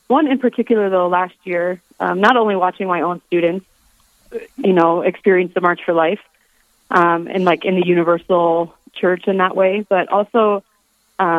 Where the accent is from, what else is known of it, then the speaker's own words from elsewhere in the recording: Rapid City, South Dakota, United States; I am originally from Rapid City, South Dakota. I grew up here